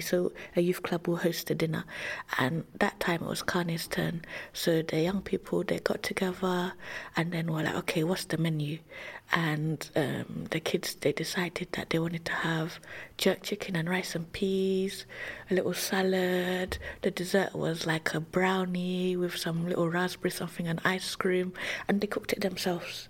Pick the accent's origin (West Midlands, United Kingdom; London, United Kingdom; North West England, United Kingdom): London, United Kingdom; also born or lived in Bow / Saint Lucia; I grew up in Tower Hamlets